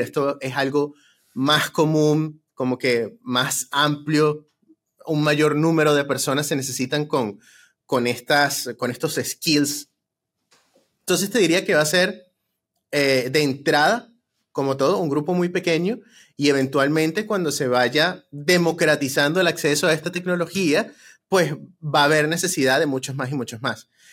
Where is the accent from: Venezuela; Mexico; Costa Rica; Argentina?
Venezuela; now in United States; que somos venezolanos